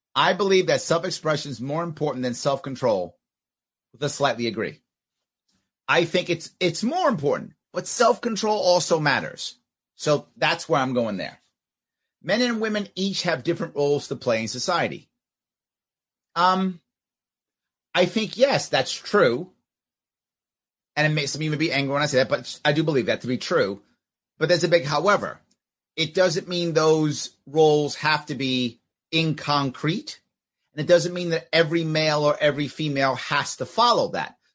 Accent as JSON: {"language": "English", "country": "United States", "said": "I'm still a Marine. I'm still American"}